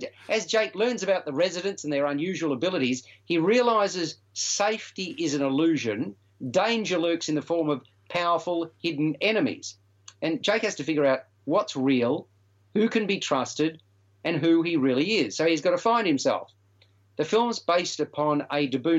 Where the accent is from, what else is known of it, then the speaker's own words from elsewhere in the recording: Melbourne, Victoria, Australia; Melbourne when obviously my hometown